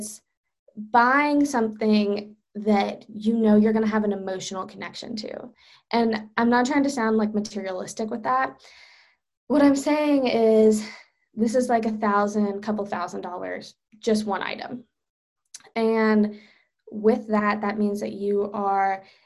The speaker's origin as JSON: {"language": "English", "town": "Charlotte", "region": "North Carolina", "country": "United States", "said": "I'm from Charlotte"}